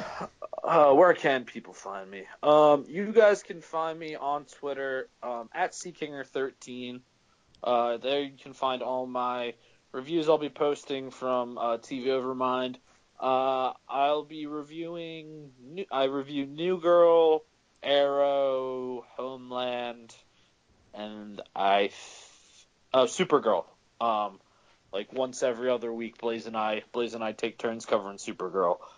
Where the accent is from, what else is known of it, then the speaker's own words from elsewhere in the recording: Philadelphia, Pennsylvania, United States; I'm from Philly, I can say y'all